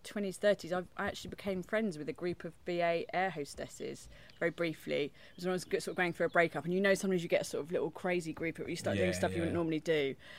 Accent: London, United Kingdom; also born or lived in Crofton Park / New Cross; I grew up around here. I grew up in Peckham, and then moved to Crofton Park, so near Broccoli. And then went to school in New Cross, so all South East London.

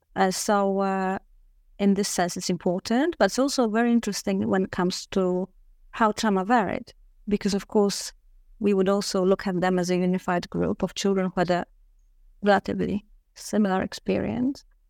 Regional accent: Warsaw, Masovian Voivodeship, Poland; I am originally from Warsaw, Poland. Uh, so I grew up

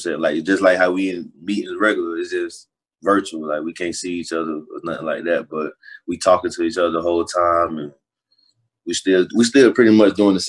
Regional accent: Lake City, Florida, United States; Like you drive an hour, you're gonna be in Lake City. So growing up, it's like a little country city. Not too many people, but it's enough.

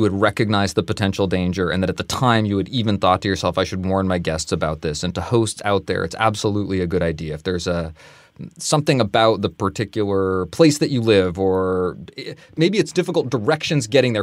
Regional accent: Vermont, United States; Growing up in Vermont in the 90s

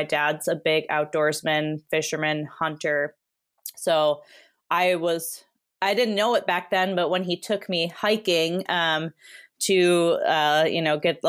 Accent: Wisconsin, United States; also born or lived in Arizona; now in Oregon, United States; So I would tell them I grew up in Wisconsin. I am not an Oregonian. Well, I consider myself one. I've been here since 2013, but grew up in Wisconsin and didn't really get into hiking till I went to college in Arizona.

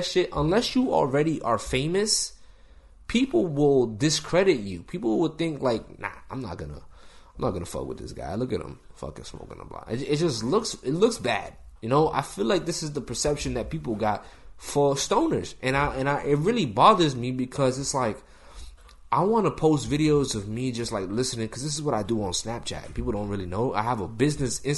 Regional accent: Massachusetts, United States; A lot of people think I'm from New York. I'm from Massachusetts

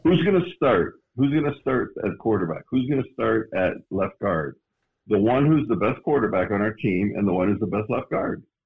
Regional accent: Canada; moved away as an adult; now in Phoenix, United States; I was suppressed being from Canada, going to the U.S.

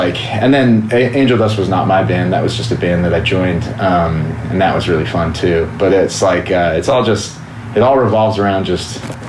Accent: Pacific Northwest, United States; I'm from the West Coast, Pacific Northwest, so we're kind of like remote, kind of stuck up there.

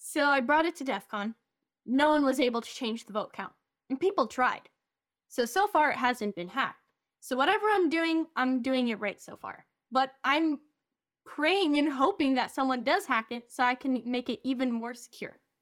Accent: Romania; first language English and Romanian; moved away; I basically grew up there

